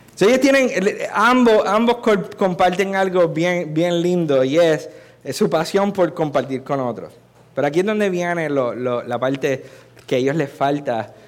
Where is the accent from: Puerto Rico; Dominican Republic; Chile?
Puerto Rico; Si soy culpable de algo es de haber nacido y haber sido nacido y criado aquí